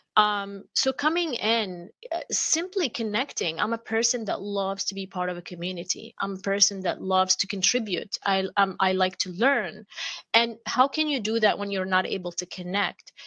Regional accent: Amman, Amman Governorate, Jordan; moved away; I grew up in Amman, Jordan

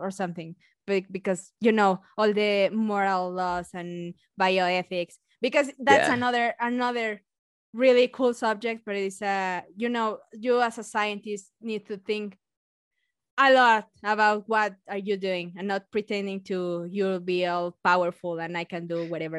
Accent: Mexico; accent: Mexican; English is a second language; my beautiful accent is Mexican one

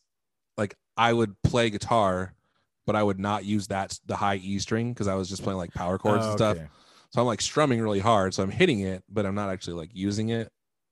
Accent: United States; when I was a kid growing up in America.

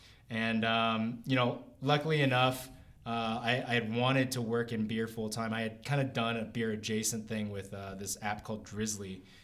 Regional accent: Kentucky, United States; I'm originally from Kentucky, which is very odd since I'm Asian

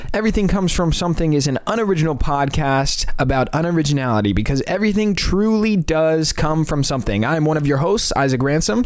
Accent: California, United States; We're from California

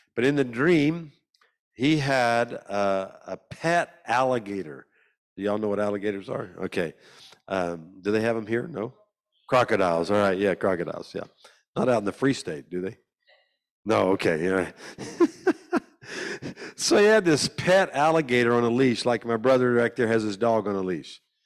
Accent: Louisiana, United States; I'm from America, a state called Louisiana

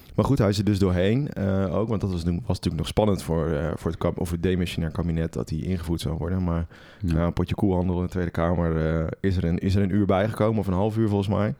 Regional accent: Netherlands; wij in Nederland

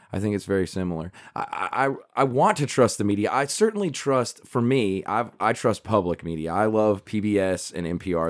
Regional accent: South Carolina, United States; I'm from South Carolina, so I took South Carolina history

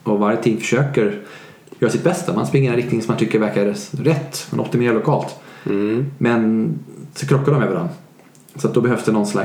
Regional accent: Sweden; Jag är svensk.

